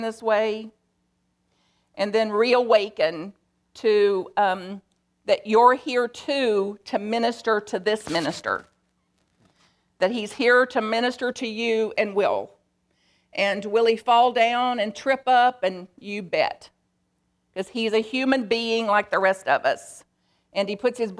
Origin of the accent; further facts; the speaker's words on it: Bug Tussle, Kentucky, United States; I am from Bug Tussle, Kentucky